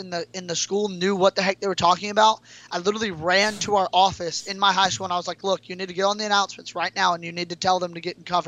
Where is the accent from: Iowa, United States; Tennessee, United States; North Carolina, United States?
North Carolina, United States; a little town outside of Raleigh; moved away as an adult; now in Norman, United States; Growing up in North Carolina, hurricanes were a huge thing.